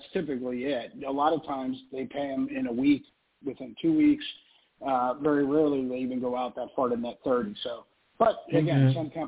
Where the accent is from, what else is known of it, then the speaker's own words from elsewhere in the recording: South Florida, United States; I grew up in South Florida